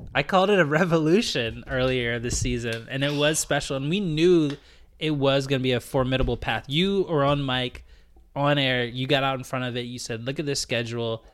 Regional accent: Richmond, Virginia, United States; moved away as an adult; now in Canada; growing up in Richmond

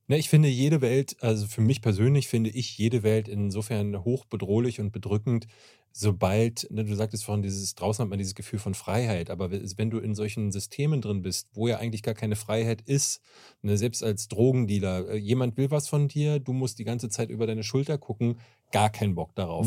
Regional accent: Berlin, Germany; ich komme aus Berlin-Marzahn, mhm. äh, was auch eine ätzende Umgebung ist. Ich bin sehr gewalttätig aufgewachsen

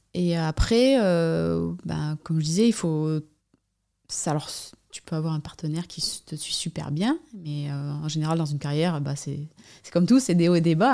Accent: Basque Coast, Nouvelle-Aquitaine, France; J'habite euh, à sur la côte basque, euh, endroit où j'ai grandi aussi

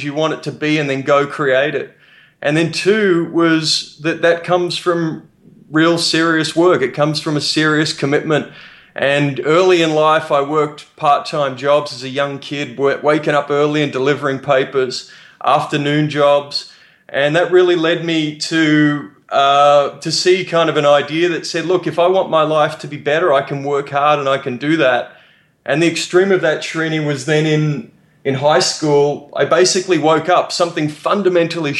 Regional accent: Australia; I'm from Australia. My parents are English immigrants who moved to Australia in the 60s

